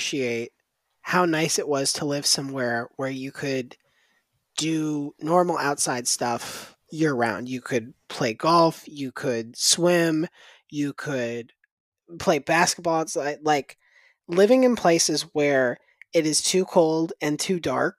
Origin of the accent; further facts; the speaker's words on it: Tampa, Florida, United States; I grew up in Florida